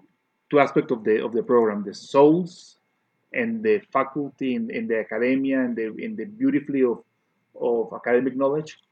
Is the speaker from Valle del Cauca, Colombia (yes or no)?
yes; Cali, Valle del Cauca, Colombia; moved away; It connects me with my Colombian heritage. I was born in Cali. In Cali, it's a very strong salsa place